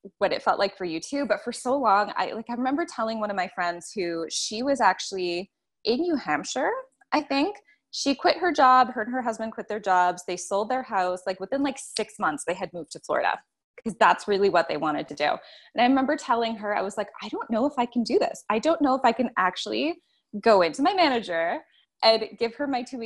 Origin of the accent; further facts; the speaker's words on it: Toronto, Ontario, Canada; accent: Canadian; moved away as an adult; now in Nicaragua; I'm from in and around Toronto, Ontario